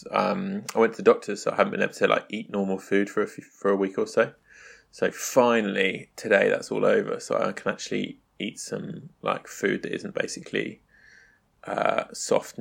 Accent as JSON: {"language": "English", "region": "England", "country": "United Kingdom", "moved": "yes", "lives_now": "Tokyo, Japan", "said": "I'm an English guy that lives in Tokyo"}